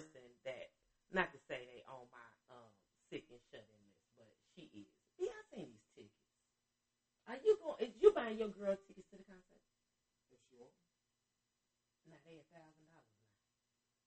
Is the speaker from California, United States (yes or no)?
no; Chicago, Illinois, United States; I'm from Chicago